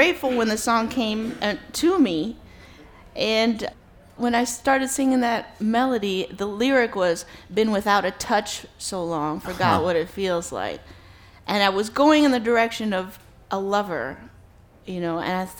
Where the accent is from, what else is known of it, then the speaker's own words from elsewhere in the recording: New York City, New York, United States; I'm born and raised in New York City